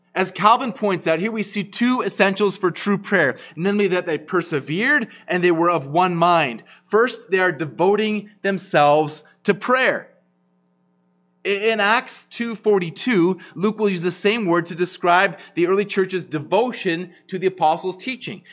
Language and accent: English; Ottawa, Ontario, Canada; now in Kelowna, Canada; I grew up in Ottawa